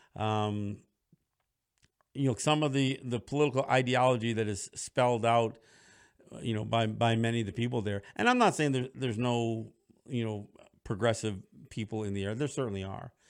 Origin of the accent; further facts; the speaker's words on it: Cambridge, New York, United States; moved away; my hometown, Cambridge, New York, where I graduated from high school